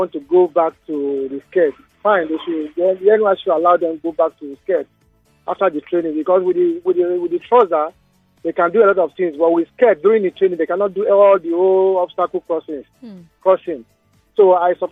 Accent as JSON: {"language": "English", "region": "Delta", "country": "Nigeria", "said": "I'm from Delta"}